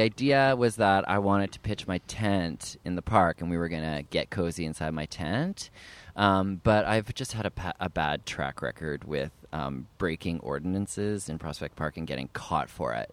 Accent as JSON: {"language": "English", "town": "Ottawa", "region": "Ontario", "country": "Canada", "tie": "born or raised there", "moved": "yes", "lives_now": "United States", "said": "I grew up in Ottawa, Ontario, Canada"}